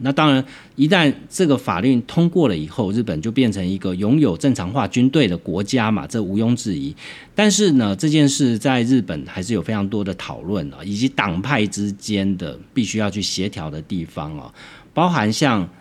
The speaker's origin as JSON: {"language": "Chinese", "country": "Taiwan", "said": "我们身为一个台湾人"}